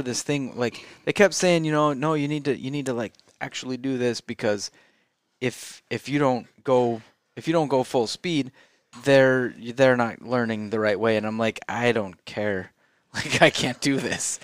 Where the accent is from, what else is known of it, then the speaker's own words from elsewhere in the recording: St. Anthony, Idaho, United States; I grew up in St. Anthony, which is 3,000 people. There's one stoplight in the town.